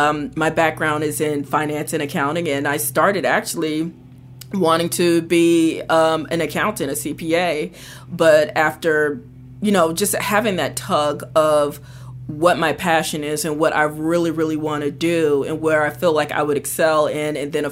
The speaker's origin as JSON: {"language": "English", "town": "Atlantic City", "region": "New Jersey", "country": "United States", "tie": "born or raised there", "also_born_or_lived": "New York", "said": "So I'm actually from New Jersey. I grew up in Atlantic City, and I also did some time in New York."}